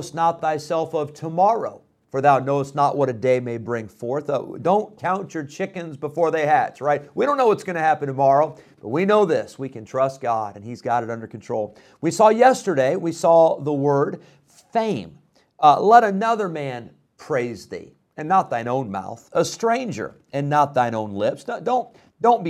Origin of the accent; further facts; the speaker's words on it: Illinois, United States; moved away; I grew up in Illinois